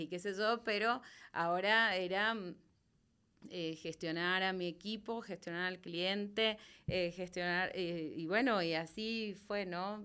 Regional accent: Mendoza, Argentina; accent: Argentine; moved away as an adult; now in Guatemala; Vine desde Mendoza, Argentina, que es desde donde nací, donde viví eh, hace hasta los 29 años

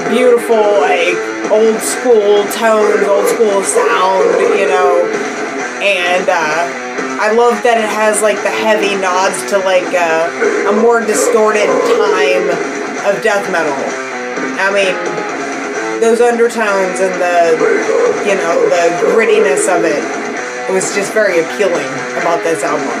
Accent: Pittsburgh, Pennsylvania, United States; I'm from Pittsburgh

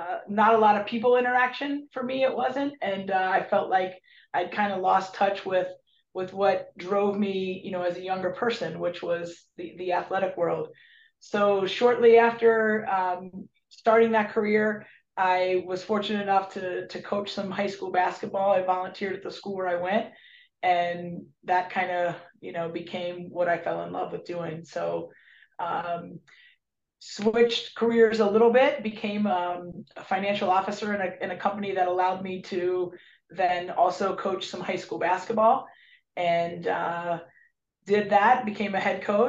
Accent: Cincinnati, Ohio, United States; also born or lived in Charleston, West Virginia; I'm originally from Cincinnati. Grew up in Cincinnati, went to high school.

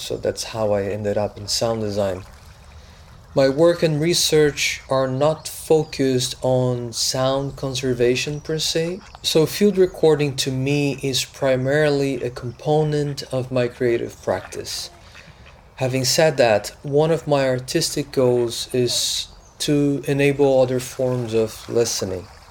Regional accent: Brazil; moved away; I was born in Brazil on a tropical island full of sounds

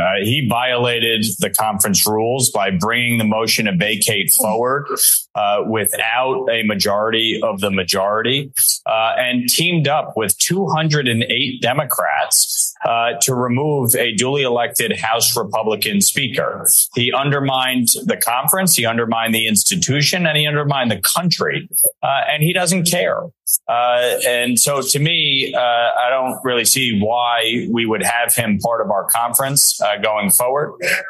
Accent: New York, United States; dealing with our southern border, which in my home state of New York has created an absolute calamity.

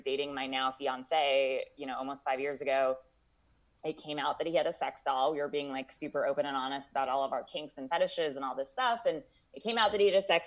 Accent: Los Angeles, California, United States; I'm from the Valley originally, and I've always like rejected my roots of like being from the Valley

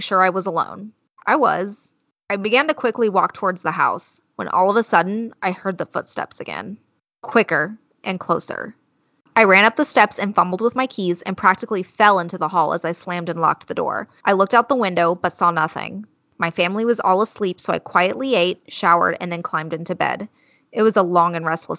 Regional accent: California, United States; we're from California

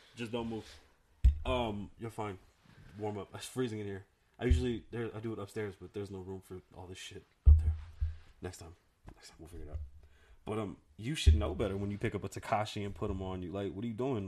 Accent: New York, United States; now in Las Vegas, United States; I'm from New York. I'm Puerto Rican

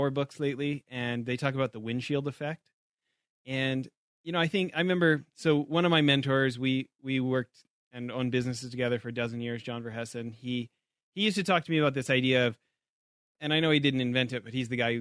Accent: Canada; moved away; back home in Canada

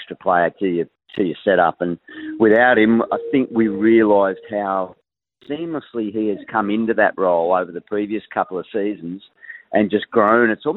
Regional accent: Lismore, New South Wales, Australia; moved away; Lismore, my hometown, northern New South Wales

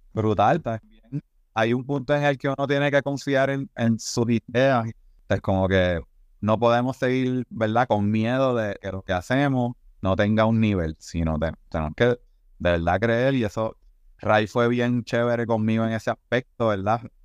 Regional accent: Puerto Rico; como artista puertorriqueño

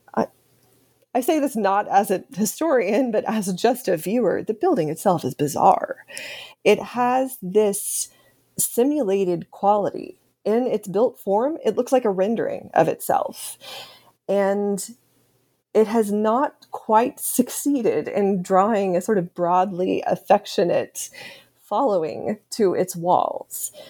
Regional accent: Austin, Texas, United States; moved away; I'm from Austin, Texas. That's where I grew up.

